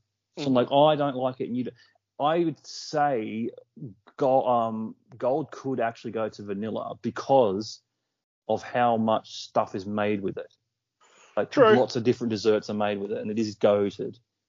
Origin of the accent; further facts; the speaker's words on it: Australia; we are Aussie